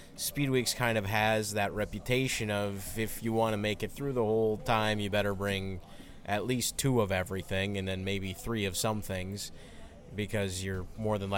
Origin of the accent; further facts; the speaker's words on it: Wisconsin, United States; I'm from Wisconsin